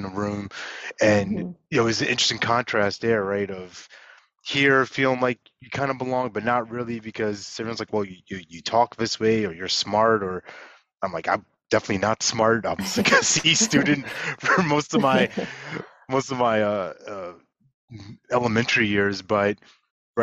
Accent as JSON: {"language": "English", "area": "Long Island", "region": "New York", "country": "United States", "tie": "born or raised there", "also_born_or_lived": "Brooklyn", "said": "I grew up in New York, in Long Island specifically"}